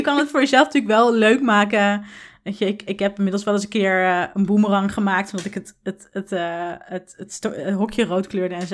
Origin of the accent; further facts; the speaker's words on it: Tiel, Gelderland, Netherlands; met mijn ouders in Tiel, waar ik ben opgegroeid